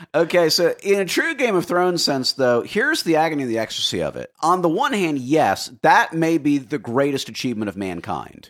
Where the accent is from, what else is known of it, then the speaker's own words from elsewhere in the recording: Florida, United States; I am from Florida